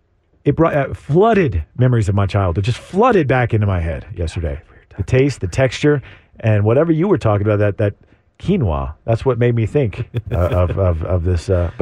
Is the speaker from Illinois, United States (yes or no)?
no; Texas, United States; I'm from Texas.